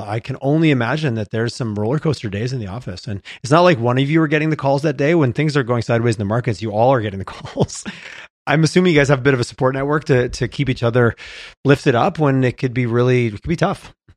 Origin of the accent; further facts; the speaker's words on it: Canada; we're Canadian